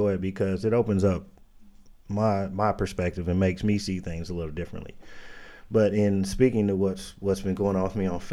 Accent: Indianapolis, Indiana, United States; born and raised in Indianapolis, raised in the inner city

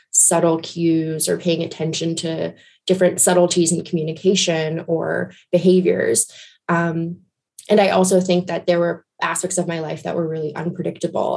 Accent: Guyana; I grew up in Guyana in South America

